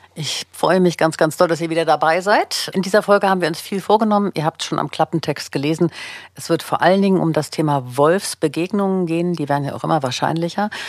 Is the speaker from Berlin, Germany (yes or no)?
yes; Berlin, Germany; ich bin ja selber auch Berlinerin, lebe in Berlin